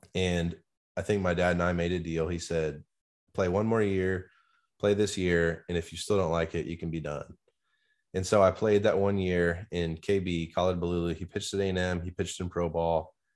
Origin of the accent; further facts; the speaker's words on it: Nebraska, United States; moved away; growing up in Nebraska